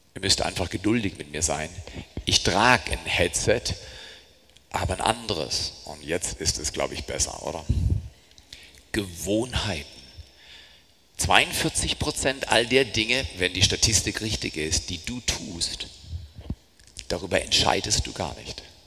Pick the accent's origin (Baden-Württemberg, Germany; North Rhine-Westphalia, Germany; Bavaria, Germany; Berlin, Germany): Baden-Württemberg, Germany; Black Forest; Ich komme aus dem Schwarzwald, bin Bergfahrer